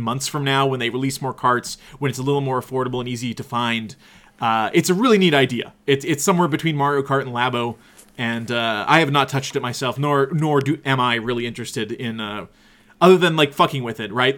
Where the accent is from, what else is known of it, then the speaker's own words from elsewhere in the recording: Canada; we're from Canada